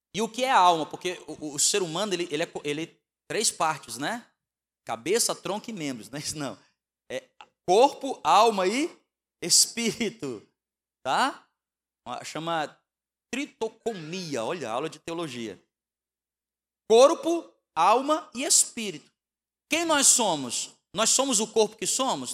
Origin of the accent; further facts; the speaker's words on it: Northeast Region, Brazil; moved away; also born or lived in Southeast Brazil; Nós somos nordestinos, né? Fomos criados no feijão e na farinha. Então, quando a gente foi morar no Sudeste